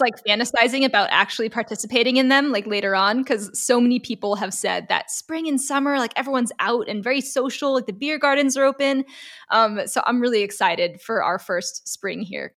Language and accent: English; Los Angeles, California, United States; moved away as an adult; now in Stuttgart, Germany; I'm originally from Los Angeles, California, and I'm currently residing in Stuttgart, Germany